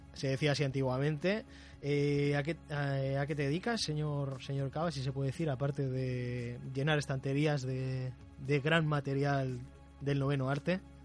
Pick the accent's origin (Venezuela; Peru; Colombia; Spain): Spain; Las Palmas, Canary Islands; soy canario, soy de Las Palmas